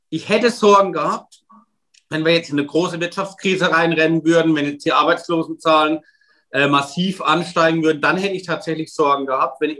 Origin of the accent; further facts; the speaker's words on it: Wörth am Rhein, Rhineland-Palatinate, Germany; Ich komme selbst aus einer Stadt, in meiner Heimatgemeinde in Wörth am Rhein steht die größte Lkw-Fabrik der Welt.